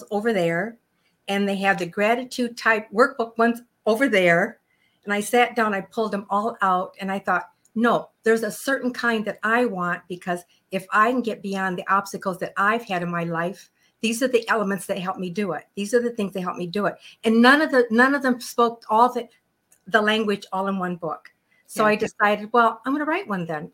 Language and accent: English; Chicago, Illinois, United States; moved away as an adult; now in Phoenix, United States; I'm from Chicago